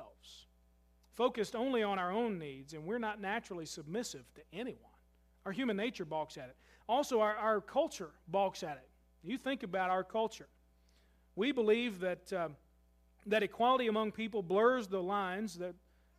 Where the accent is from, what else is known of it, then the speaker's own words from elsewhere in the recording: United States; I'm just as American as you are